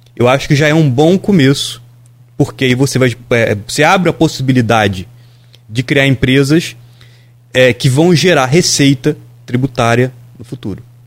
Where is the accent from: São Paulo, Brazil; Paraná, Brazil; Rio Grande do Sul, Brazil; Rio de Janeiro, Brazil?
Rio de Janeiro, Brazil; Bom Jesus do Itabapoana; Bom Jesus, Tabapana é minha cidade natal